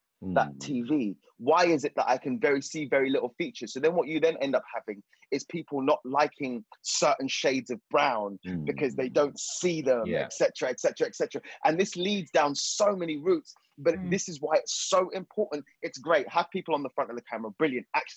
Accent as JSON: {"language": "English", "country": "Zimbabwe", "moved": "yes", "lives_now": "United Kingdom", "said": "I'm from the South, I'm from Zimbabwe"}